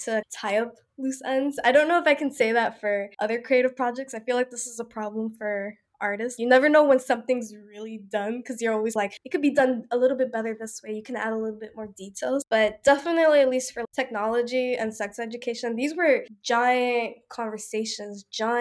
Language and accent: English; New York City, New York, United States; I grew up in New York.